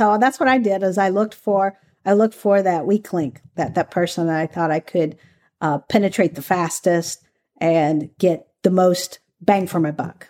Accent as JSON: {"language": "English", "region": "the South", "country": "United States", "tie": "born or raised there", "said": "I grew up in the South."}